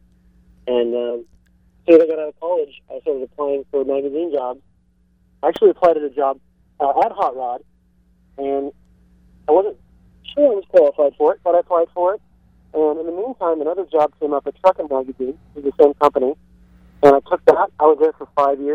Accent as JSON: {"language": "English", "town": "Prunedale", "region": "California", "country": "United States", "tie": "born or raised there", "said": "I grew up actually in Prunedale"}